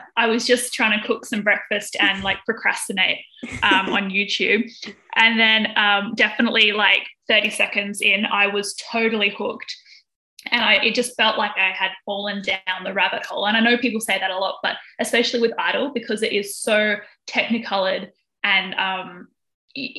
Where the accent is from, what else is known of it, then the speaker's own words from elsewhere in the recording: Australia; I am from Australia